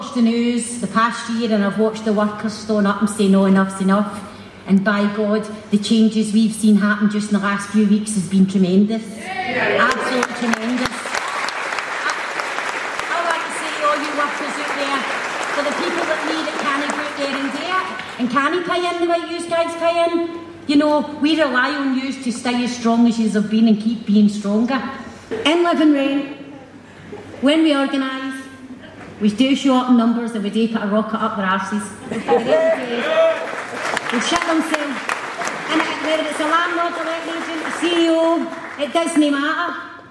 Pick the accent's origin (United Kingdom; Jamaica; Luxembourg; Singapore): United Kingdom; Glasgow, Scotland; growing up in the East End of Glasgow during the Thatcher years